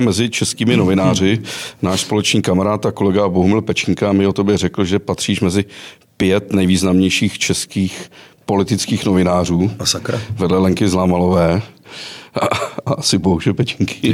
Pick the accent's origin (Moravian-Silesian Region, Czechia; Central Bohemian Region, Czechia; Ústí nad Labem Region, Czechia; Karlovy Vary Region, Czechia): Karlovy Vary Region, Czechia; Chorov near Karlovy Vary; Já jsem totiž z Chorova u Karlových Varů